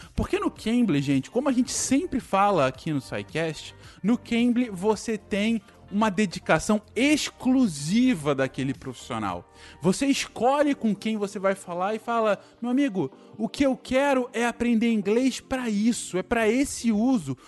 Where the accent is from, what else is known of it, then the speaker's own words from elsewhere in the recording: Brazil; moved away as an adult; now in Canada; como brasileiro que somos, quando a gente é imigrante